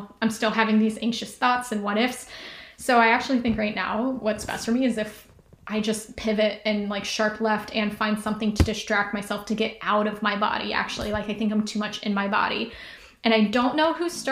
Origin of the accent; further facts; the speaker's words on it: Ohio, United States; I was from Ohio, which is like sea level